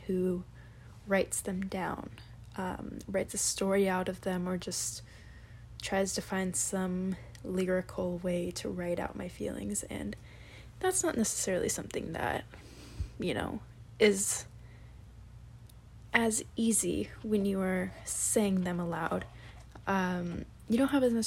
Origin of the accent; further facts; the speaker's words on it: Washington, United States; moved away as an adult; now in Boston, United States; I live in Boston. I am from Washington State. I am a little far from home